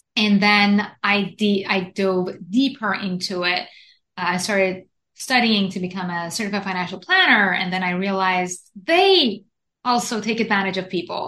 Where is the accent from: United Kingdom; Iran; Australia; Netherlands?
Iran; moved away as an adult; also born or lived in Japan; now in United States; I was born and raised in Iran to a Jewish family, went to Japan, studied engineering in Japan for seven years